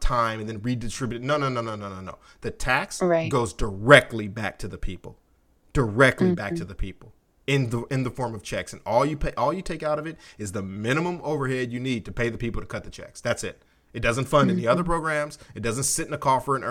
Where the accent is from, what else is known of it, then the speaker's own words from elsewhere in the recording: United States; as an American